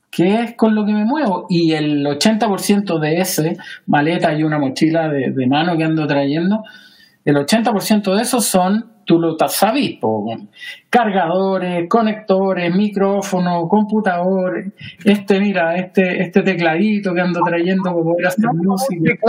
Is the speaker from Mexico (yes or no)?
no; Chile; moved away as an adult; now in Savannah, United States; ¿Por qué yo me fui de Chile? Hace unos años atrás empezamos a conversar con mi hija la idea de que ella quería estudiar fuera de Chile. Honestamente, Juan, yo hace muchos años que quería salir de Chile.